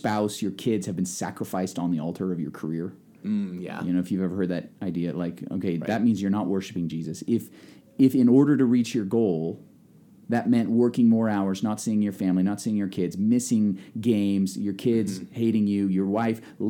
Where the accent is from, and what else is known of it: Nebraska, United States